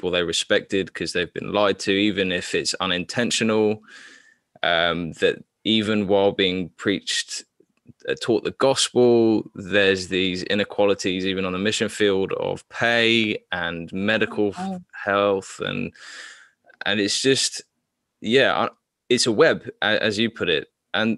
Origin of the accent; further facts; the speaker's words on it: Papua New Guinea; So I grew up in Papua New Guinea, which is also colonized, which also had an heavy missionary colonization as well.